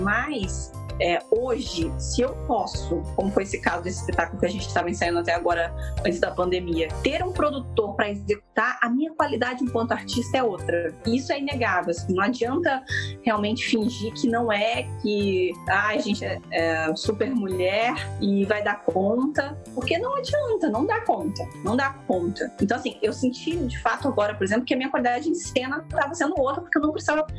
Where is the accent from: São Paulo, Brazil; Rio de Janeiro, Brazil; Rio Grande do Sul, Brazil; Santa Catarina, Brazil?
São Paulo, Brazil; interior of; also born or lived in Minas Gerais; eu sou mineira, mas cresci no interior de São Paulo